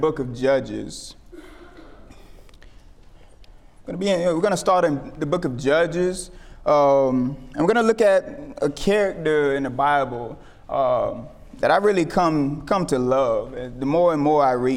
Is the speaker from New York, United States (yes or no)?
no; Tampa, Florida, United States; moved away as an adult; now in Alabama, United States; I'm originally from Tampa, Florida